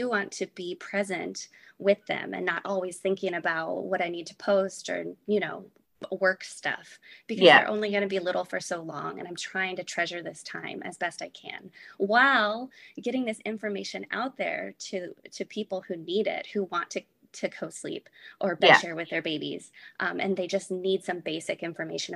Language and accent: English; California, United States; now in Texas, United States; I'm originally from California